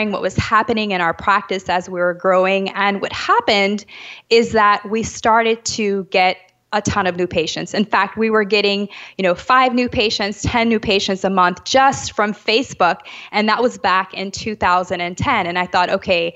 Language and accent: English; New Orleans, Louisiana, United States; moved away as an adult; now in Jamaica; I'm actually from New Orleans. So I grew up in the States, but I am actually currently living in Jamaica